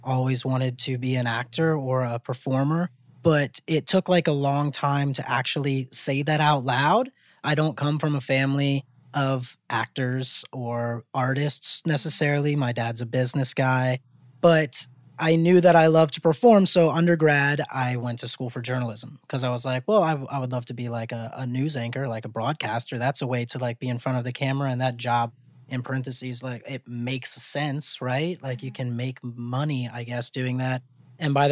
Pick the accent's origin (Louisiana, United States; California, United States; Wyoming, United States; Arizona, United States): Louisiana, United States; Mandeville; moved away as an adult; also born or lived in New Orleans; now in Los Angeles, United States; I'm originally from Mandeville, Louisiana, which is 30 minutes north of New Orleans